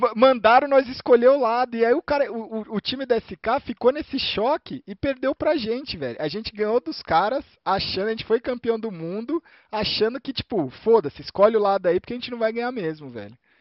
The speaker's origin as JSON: {"language": "Portuguese", "country": "Brazil", "said": "eu sou brasileiro"}